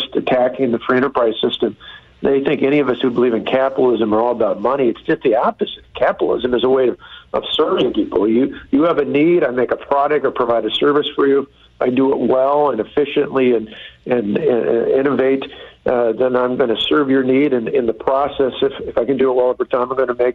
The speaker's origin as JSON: {"language": "English", "region": "Wisconsin", "country": "United States", "said": "my home state of Wisconsin"}